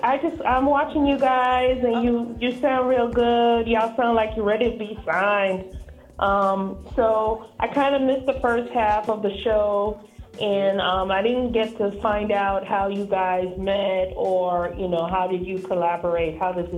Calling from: Atlanta, Georgia, United States; I'm calling from Atlanta, ATL.

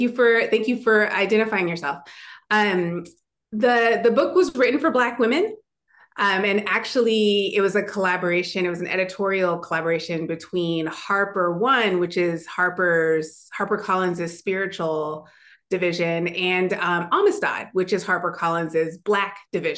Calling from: Minneapolis, Minnesota, United States

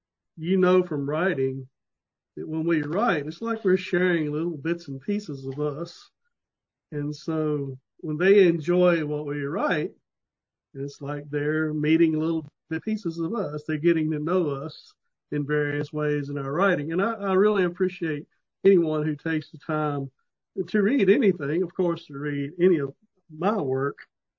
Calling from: Clarksville, Virginia, United States; Southern Virginia, a little town called Clarksville.

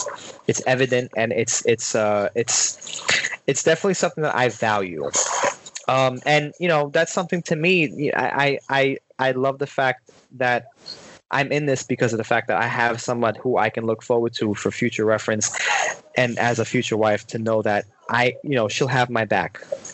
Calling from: Brooklyn, New York, United States; I'm actually in Brooklyn, New York

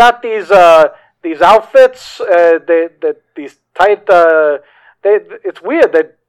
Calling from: Newark, New Jersey, United States; Hi, this is … from Newark.

